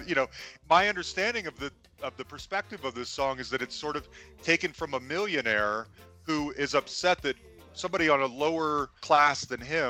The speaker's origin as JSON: {"language": "English", "country": "United States", "said": "As an American"}